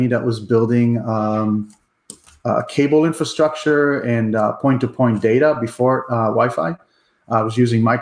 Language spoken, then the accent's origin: English; Haifa District, Israel; moved away as an adult; now in Michigan, United States; So I grew up in Israel. I was born in Israel. I spent my, my early years, I guess, until the age of 24. So I grew up in a kibbutz in Israel outside of Haifa